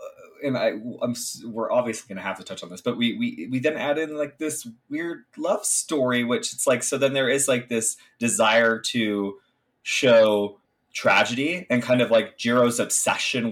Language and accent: English; United States; I'm an American